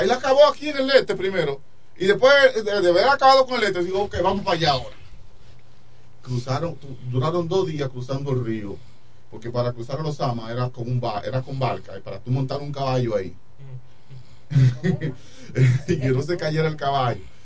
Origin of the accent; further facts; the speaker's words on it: Dominican Republic; yo soy dominicano